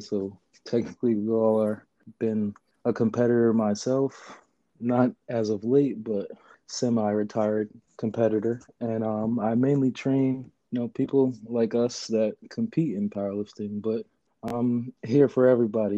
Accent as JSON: {"language": "English", "town": "New York City", "region": "New York", "country": "United States", "tie": "born or raised there", "also_born_or_lived": "Jersey City, New Jersey", "moved": "yes", "lives_now": "California, United States", "said": "I'm from Queens. Mm. I grew up in Queens."}